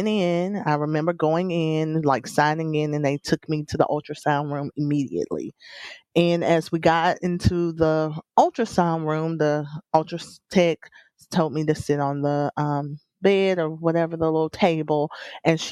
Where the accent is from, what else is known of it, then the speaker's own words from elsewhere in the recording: South Alabama, United States; I was born in Alabama. I'm a South Alabama girl.